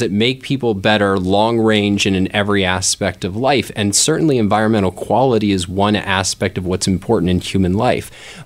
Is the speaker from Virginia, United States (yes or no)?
yes; Fairfax County, Virginia, United States; now in Greater Philadelphia, United States; I grew up in Fairfax County, which is a suburb of Washington, D C